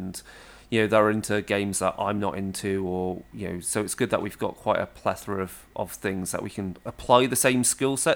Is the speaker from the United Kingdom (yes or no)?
yes; Herefordshire, West Midlands, United Kingdom; Deepest Darkest Herefordshire in the UK, so it's based on my hometown